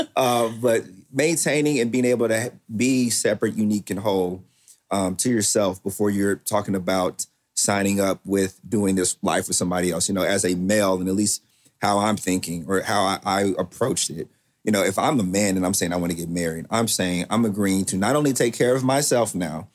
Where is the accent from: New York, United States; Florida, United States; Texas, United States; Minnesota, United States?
Texas, United States; Waco; I am from Waco, Texas